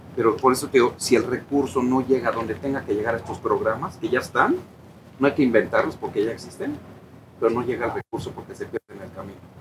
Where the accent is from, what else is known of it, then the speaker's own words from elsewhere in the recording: Cuernavaca, Morelos, Mexico; familia de arraigo aquí, aquí nací en Cuernavaca